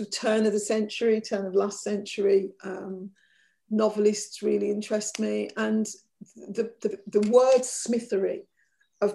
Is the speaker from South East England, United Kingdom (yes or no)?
no; Birmingham, West Midlands, United Kingdom; growing up as an Irish child in Birmingham